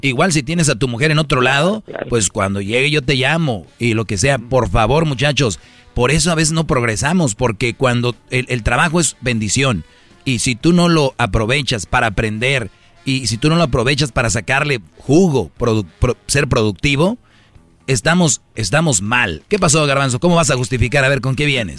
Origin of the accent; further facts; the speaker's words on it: Mexico; la mayoría somos mexicanos